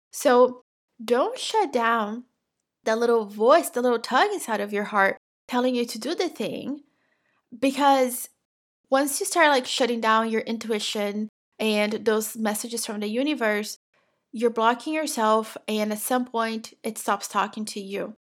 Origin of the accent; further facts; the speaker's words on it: Brazil; English is a second language; now in United States; I'm originally from Brazil. I have lived in the United States for twenty-two years at this point